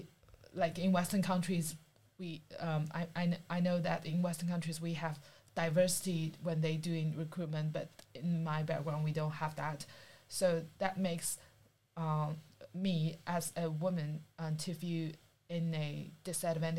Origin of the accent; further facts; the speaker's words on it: China; now in Australia; I'm from China